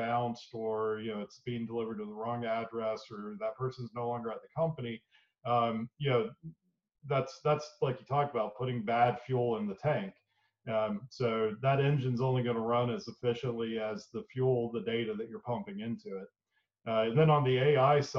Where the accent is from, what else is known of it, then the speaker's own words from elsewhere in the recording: Boone, North Carolina, United States; moved away as an adult; also born or lived in Davidson, North Carolina; now in Knoxville, United States; I was born and raised in a small town in western North Carolina called Boone